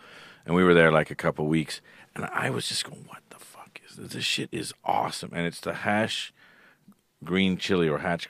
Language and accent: English; Ireland; I'm a chili fanatic, and I'm Irish.